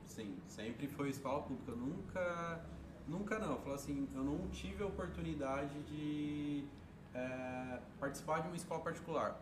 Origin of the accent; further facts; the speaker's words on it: Sertãozinho, São Paulo, Brazil; eu nasci aqui em Sertãozinho. Nasci e criado até aqui, até agora